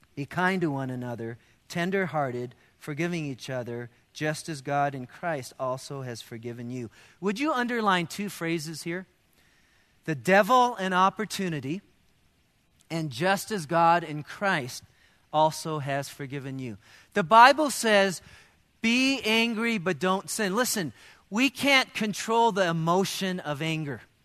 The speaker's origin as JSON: {"language": "English", "country": "United States", "said": "as Americans"}